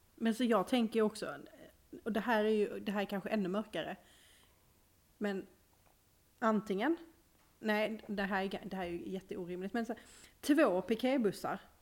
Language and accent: Swedish; Malmö, Skåne, Sweden; accent: Skånska; now in Norrland, Sweden